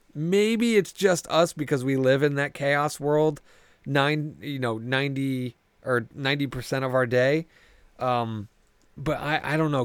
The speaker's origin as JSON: {"language": "English", "town": "New Haven", "region": "Connecticut", "country": "United States", "said": "I come from the New Haven area, so pizza is like mm. what we're fucking known for around here."}